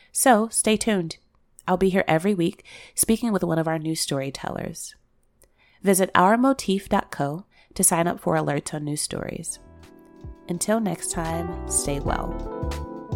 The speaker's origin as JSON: {"language": "English", "town": "Chicago", "region": "Illinois", "country": "United States", "tie": "born or raised there", "said": "I grew up in Chicago"}